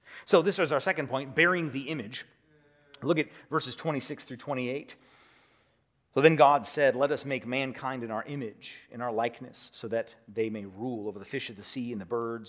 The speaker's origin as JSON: {"language": "English", "region": "California", "country": "United States", "tie": "born or raised there", "said": "See, I grew up in the Redwoods. And so for me, I grew up hiking in the Redwoods."}